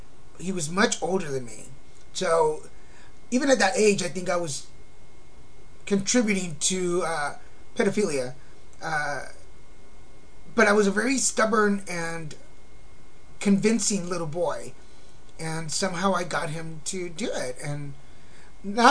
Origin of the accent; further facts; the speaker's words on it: Texas, United States; also born or lived in Mexico; now in Laguna Beach, United States; I was born in Mexico and raised in Texas